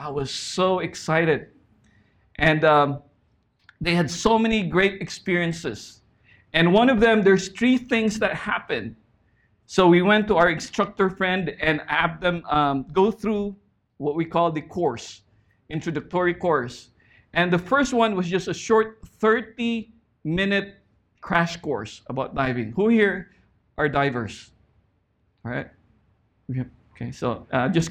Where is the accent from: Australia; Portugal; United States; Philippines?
Philippines; moved away as an adult; now in Saipan, Northern Mariana Islands; We grew up in the Philippines